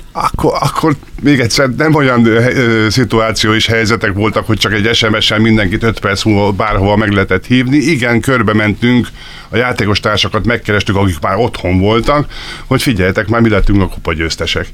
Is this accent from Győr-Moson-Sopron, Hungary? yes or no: no; Tápé, Csongrád-Csanád, Hungary; tápén nevelkedtem, erre büszke is vagyok